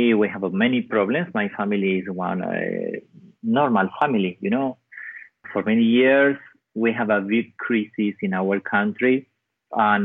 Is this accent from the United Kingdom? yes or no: no; Patagonia, Argentina; English is a second language; My hometown is one little town in the south of Argentina. It's 3 hours flight to Buenos Aires. It's in the center of Patagonia.